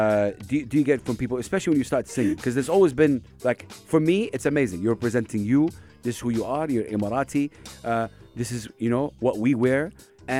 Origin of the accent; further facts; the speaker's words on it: Saudi Arabia; English is a second language; I come from Saudi Arabia